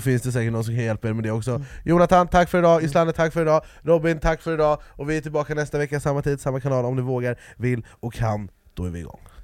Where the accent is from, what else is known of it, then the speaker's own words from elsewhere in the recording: Jordbro, Stockholm County, Sweden; jag är från Jordbro Men, det var där jag växte upp